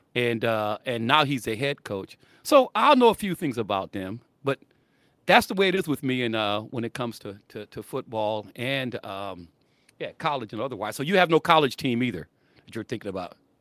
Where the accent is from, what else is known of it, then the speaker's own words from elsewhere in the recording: South Bend, Indiana, United States; I'm from South Bend